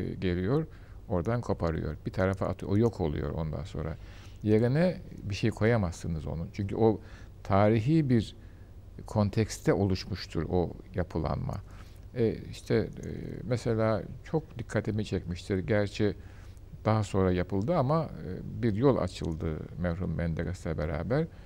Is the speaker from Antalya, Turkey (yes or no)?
no; Istanbul, Turkey; ben Beyazıt'ta doğdum, büyüdüm.